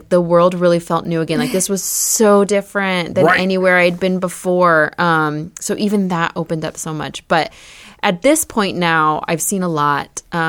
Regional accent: United States; growing up in the United States, we're very diverse. I grew up with a very diverse group of friends, you know, like a Vietnamese, a Romanian, people from all over.

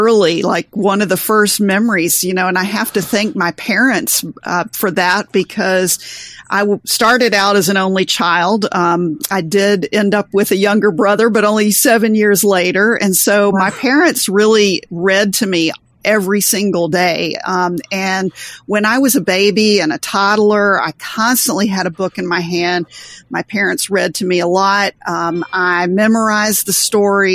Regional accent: the South, United States; I was born and raised in the South.

